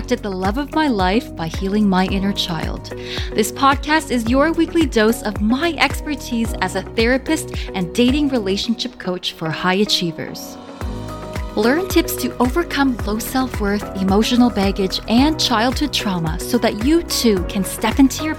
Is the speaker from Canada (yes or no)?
yes; Canada; also born or lived in near Toronto; I'm Canadian, so I'm close to Toronto